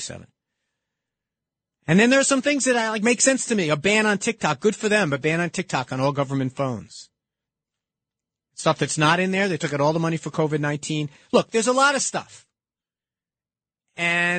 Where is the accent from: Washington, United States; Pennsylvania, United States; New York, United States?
New York, United States; New York City; here in my hometown